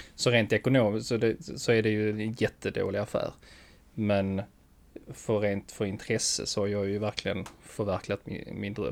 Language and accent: Swedish; Skåne, Sweden; accent: Skånska; min skånska